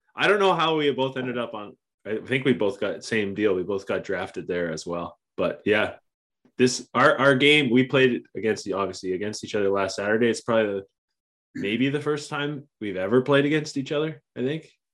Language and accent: English; Oakville, Ontario, Canada; I grew up in Oakville